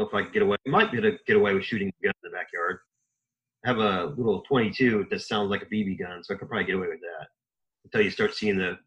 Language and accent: English; Indiana, United States; I was born and raised in Indiana, so a Hoosier.